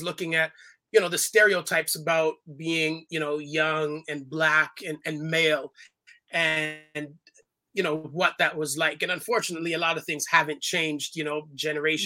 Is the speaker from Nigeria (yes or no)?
no; Toronto, Ontario, Canada; I was born in Toronto, Canada. My family is all from Jamaica. So I'm the first generation of the family born outside of the islands